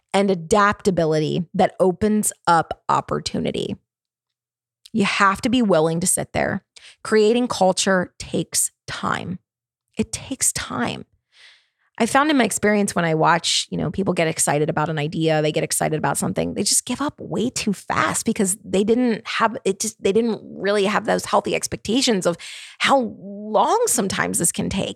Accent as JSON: {"language": "English", "town": "Baltimore", "region": "Maryland", "country": "United States", "also_born_or_lived": "Charlotte, North Carolina", "moved": "as an adult", "lives_now": "Nashville, United States", "said": "I'm from Baltimore, Maryland. I spent many years living in Baltimore, Maryland."}